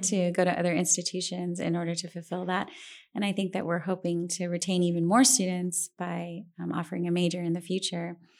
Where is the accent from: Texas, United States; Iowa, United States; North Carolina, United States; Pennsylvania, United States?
Texas, United States; San Antonio; also born or lived in Santa Barbara, California; I really was so lucky to have grown up in a city like this